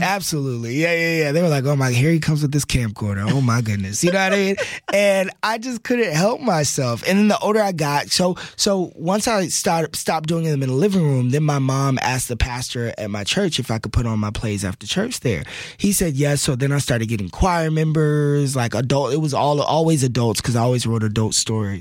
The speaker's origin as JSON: {"language": "English", "region": "Texas", "country": "United States", "tie": "born or raised there", "also_born_or_lived": "New York City", "moved": "yes", "said": "growing up in Texas, which is, you know, football country"}